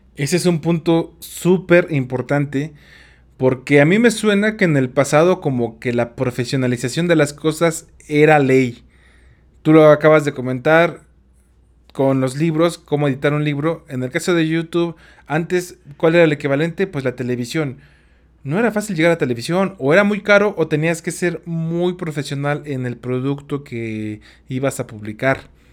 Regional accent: Tula, Hidalgo, Mexico; Yo soy de Tula Hidalgo

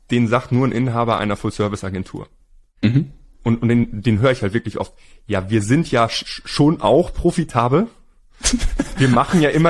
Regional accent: Hamburg, Germany; now in Spain; wir sind ja Hamburger.

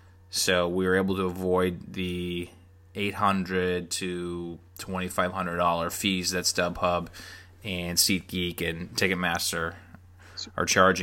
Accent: Arlington, Massachusetts, United States; I was born and raised just outside of Boston in a town called Arlington, which I grew up calling A-Town.

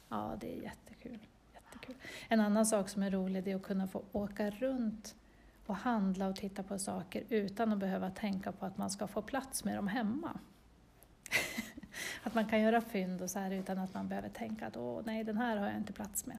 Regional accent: Östervåla, Uppsala County, Sweden; jag är född i Östervåla. Så jag har bott här i nästan hela mitt liv

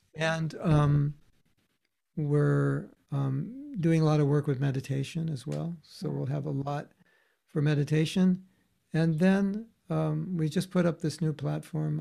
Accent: United States; normal young man growing up in America

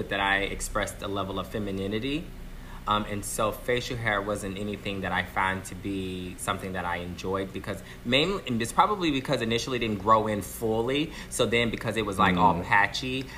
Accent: Galveston, Texas, United States; now in Los Angeles, United States; I grew up in Texas, born here in LA.

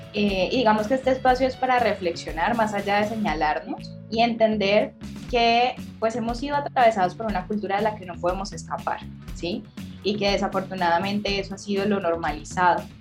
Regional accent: Cali, Valle del Cauca, Colombia; soy caleña

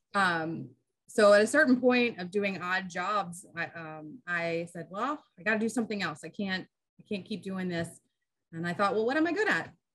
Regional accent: Centreville, Virginia, United States; also born or lived in Florida; I was born in Florida, but I mostly grew up in Northern Virginia.

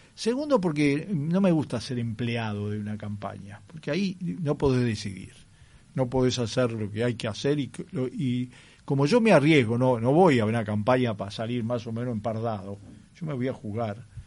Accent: Sicily, Italy; now in Uruguay; yo soy nacido en Sicilia

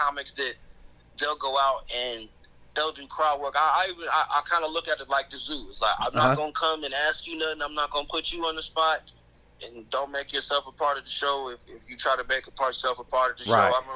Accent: Columbus, Ohio, United States; I grew up in Columbus

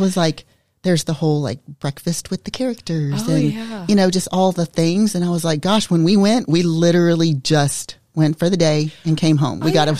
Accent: Florida, United States; we grew up in Florida as well.

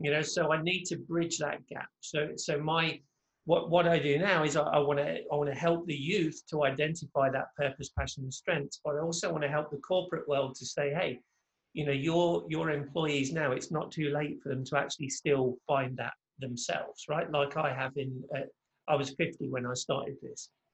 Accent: England, United Kingdom; moved away as an adult; now in Orlando, United States; I'm originally from England, but now reside just outside of Orlando, Florida

